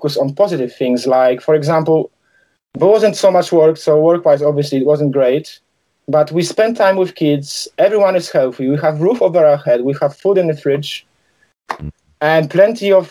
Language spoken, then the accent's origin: English; Poland; English is a second language; moved away as an adult; also born or lived in London, United Kingdom; now in United Kingdom; Obviously, I grew up in Poland. I moved to UK when I was 20 in 2001.